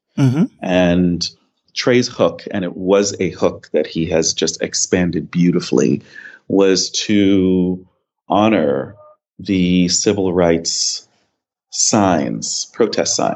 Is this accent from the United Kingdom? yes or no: no; New York City, New York, United States; also born or lived in Grenada; The first decade of my life, I lived here. And then my mother and I moved to Brooklyn. I grew up in East Flatbush in a West Indian neighborhood.